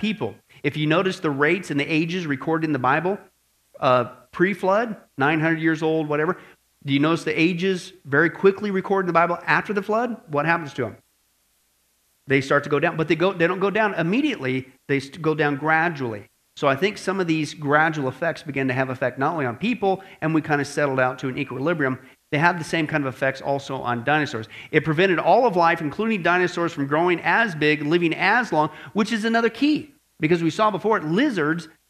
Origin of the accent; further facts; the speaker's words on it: Kansas, Nebraska, Midwest, United States; I grew up in Kansas, Nebraska